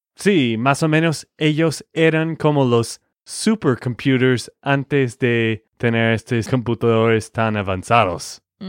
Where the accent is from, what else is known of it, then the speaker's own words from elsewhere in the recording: Texas, United States; de Texas, Estados Unidos.